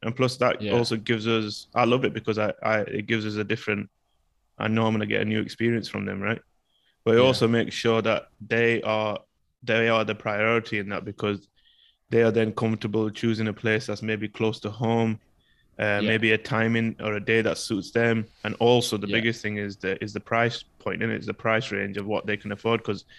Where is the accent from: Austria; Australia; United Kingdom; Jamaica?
United Kingdom; I know even as a British person, I see it